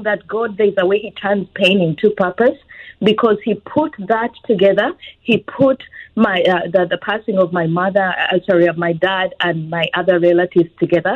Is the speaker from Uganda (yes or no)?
yes; Uganda; moved away as an adult; now in United States; I am born and raised in Uganda. I've been in the U.S. for about 21 years